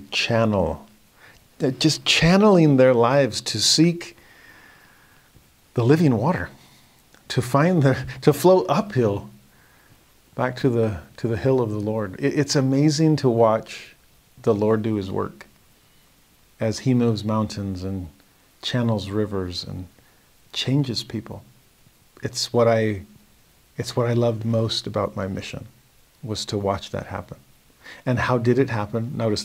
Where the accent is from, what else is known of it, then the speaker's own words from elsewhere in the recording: Southern California, United States; moved away as an adult; also born or lived in Tennessee; Growing up in Southern California